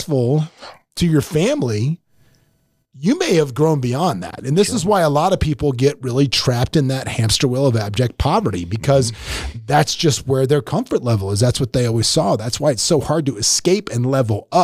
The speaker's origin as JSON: {"language": "English", "town": "Tampa", "region": "Florida", "country": "United States", "moved": "yes", "said": "I was from Tampa where we just wore board shorts all the time"}